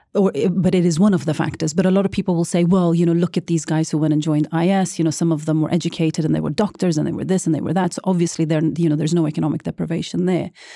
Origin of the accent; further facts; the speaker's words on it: Norway; being a brown girl gro-, growing up in Norway